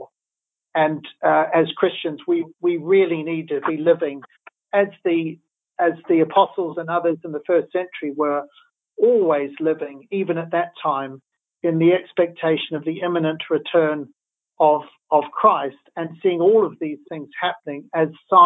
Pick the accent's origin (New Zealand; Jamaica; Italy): New Zealand; now in United Kingdom; as a New Zealander